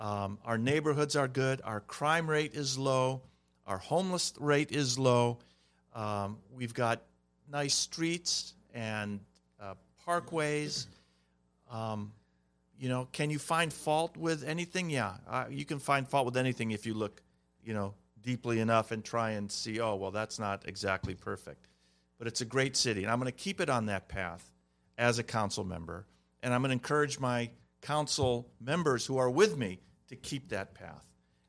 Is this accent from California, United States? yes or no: yes; Glendale, California, United States; And I'm not saying that because I'm from Glendale.